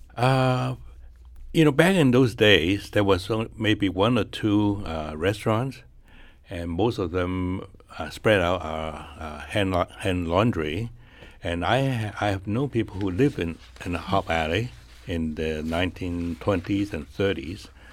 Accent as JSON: {"language": "English", "country": "China", "also_born_or_lived": "Michigan", "moved": "yes", "lives_now": "St. Louis, United States", "said": "we came out from China in nineteen forty-eight"}